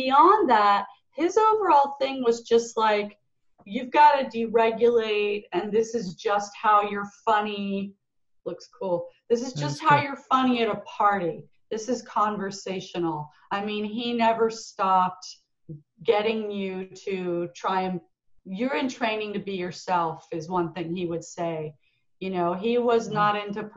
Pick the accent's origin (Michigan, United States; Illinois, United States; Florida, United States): Florida, United States; moved away as an adult; also born or lived in Northern England; now in Los Angeles, United States; I grew up in Florida